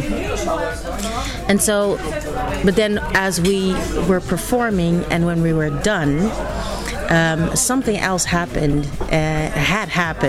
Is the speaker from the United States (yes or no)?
no; Netherlands; I'm from Holland.